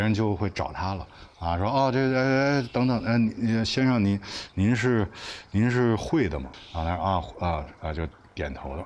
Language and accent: Chinese; Beijing, China; 那时候北京的这些幼儿园啊，全都要接待外宾